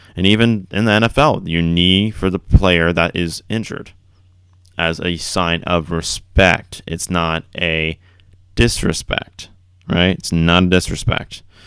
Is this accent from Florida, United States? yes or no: yes; Florida, United States; growing up in Florida